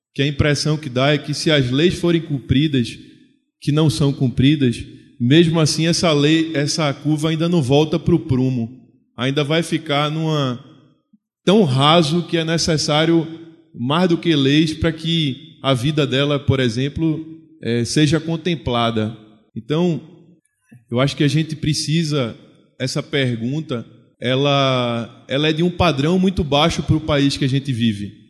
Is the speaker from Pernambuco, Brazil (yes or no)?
yes; Recife, Pernambuco, Brazil; lá em Recife, de onde eu veio, de onde eu venho.